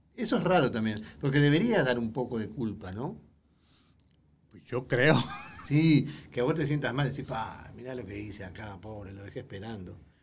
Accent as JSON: {"language": "Spanish", "country": "Uruguay", "moved": "yes", "said": "yo soy uruguayo"}